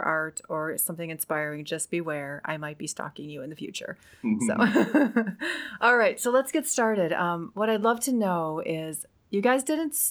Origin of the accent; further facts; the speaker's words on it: Wisconsin, United States; I'm from Wisconsin and it's super cold up there